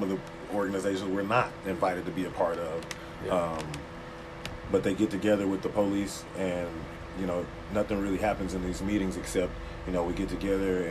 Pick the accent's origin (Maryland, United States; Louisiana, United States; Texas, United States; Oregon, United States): Texas, United States; now in Arkansas, United States; I'm from Texas